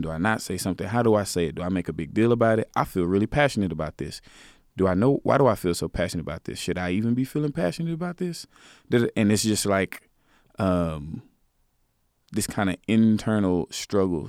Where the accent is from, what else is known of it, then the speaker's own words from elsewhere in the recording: Garland, Texas, United States; I'm from Garland. I, I lived in that neighborhood.